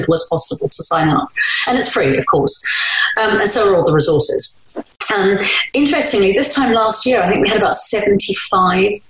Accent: London, United Kingdom; the estate that I was born in Woolwich

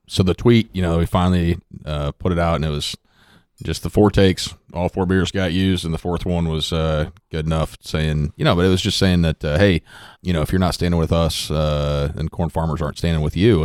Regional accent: Underwood, Iowa, United States; my hometown of Underwood there in, uh, Southwest Iowa

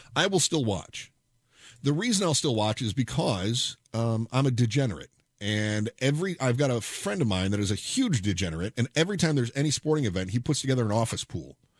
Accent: United States; I'm an American.

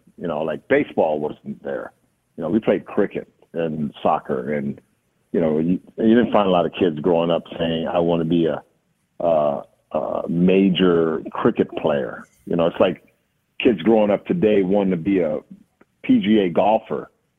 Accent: Jamaica; growing up in Jamaica for me was very strict with my, sorry, this is my alarm, very strict with my, okay, very strict with my family

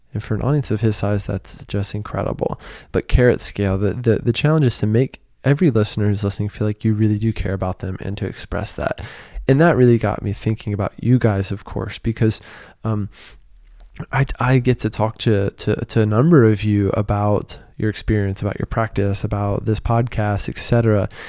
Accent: United States; moved away as an adult; now in Paris, France; being an American living in Paris

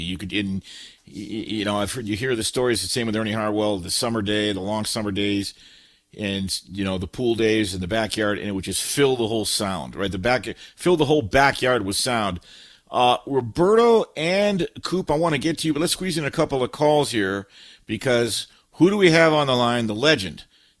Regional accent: California, United States; moved away as an adult; also born or lived in Detroit; And growing up in Southern California, I was pretty spoiled.

